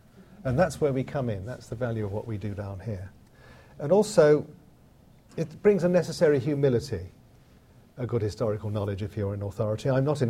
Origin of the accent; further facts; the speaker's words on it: United Kingdom; it is one of the great boons of being a Brit and being able to come here